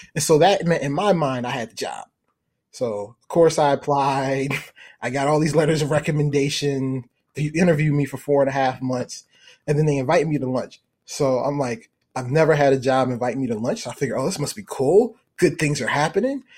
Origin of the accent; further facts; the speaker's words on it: Baltimore, Maryland, United States; I'm from Baltimore